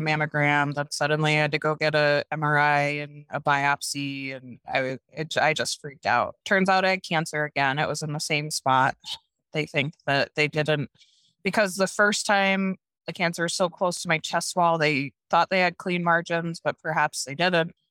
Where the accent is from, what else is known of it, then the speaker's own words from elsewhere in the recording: Norwich, New York, United States; moved away as an adult; also born or lived in Prescott, Arizona; now in Jackson, United States; I grew up in upstate New York in this little town called Norwich.